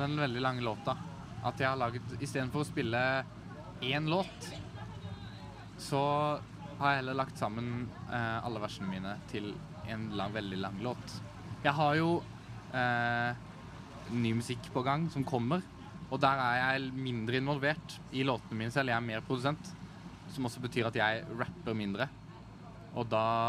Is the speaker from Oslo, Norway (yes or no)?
no; Fyresdal, Telemark, Norway; moved away; etter at jeg flytta fra Fyresdal